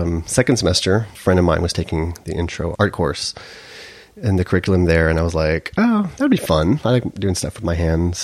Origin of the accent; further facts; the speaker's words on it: El Paso, Texas, United States; also born or lived in Sherman, Texas; I was born and raised in El Paso.